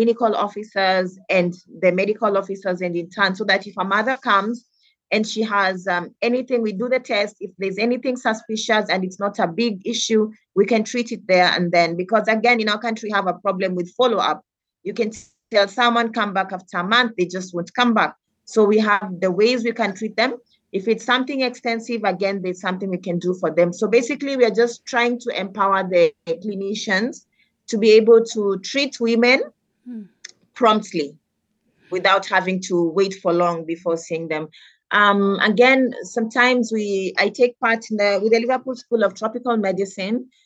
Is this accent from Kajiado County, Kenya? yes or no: no; Nairobi, Kenya; I moved from Dandora Primary School. I was called to a school called Pangani Girls.